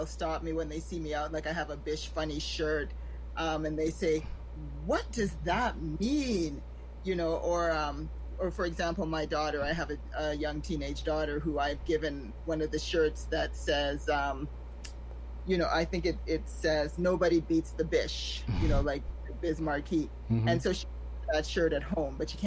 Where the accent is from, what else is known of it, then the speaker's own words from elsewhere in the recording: Toronto, Ontario, Canada; also born or lived in Saint Vincent and the Grenadines; I'm from Toronto, Canada, and by originally meaning that I'm simply born here